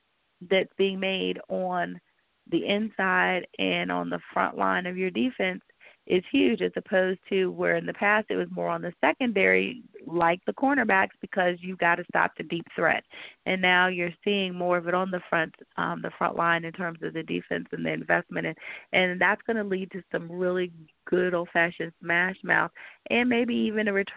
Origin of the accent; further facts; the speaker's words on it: Fairfax, Virginia, United States; I grew up in Fairfax, but it is the DMV